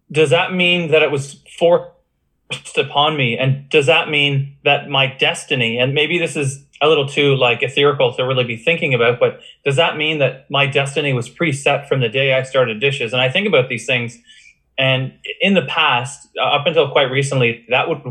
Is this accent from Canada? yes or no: yes; Oshawa, Ontario, Canada; now in Stratford, Canada; my hometown of Oshawa